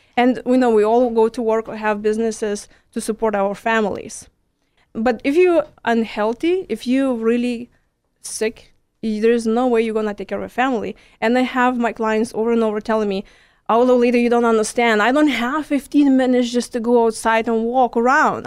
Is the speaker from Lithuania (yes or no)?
yes; Lithuania; first language Lithuanian; English is a second language; moved away as an adult; now in Houston, United States; I'm from Lithuania. It's next to Poland